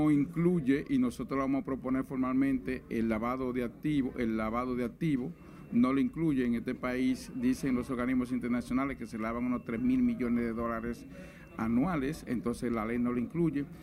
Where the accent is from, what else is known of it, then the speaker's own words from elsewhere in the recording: Dominican Republic; estamos cansados somos los dominicanos. ¿Qué hemos hecho?